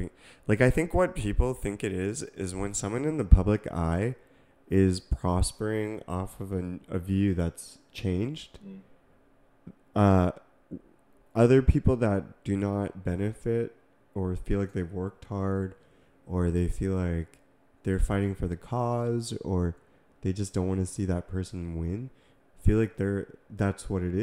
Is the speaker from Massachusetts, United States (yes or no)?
yes; Massachusetts, United States; now in California, United States; I grew up in Massachusetts, like, you know, people were talking a certain way. You know, and then even California, like where we live